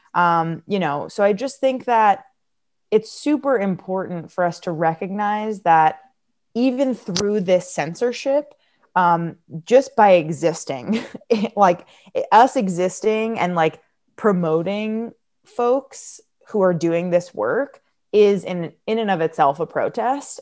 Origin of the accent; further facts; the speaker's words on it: United States; I'm American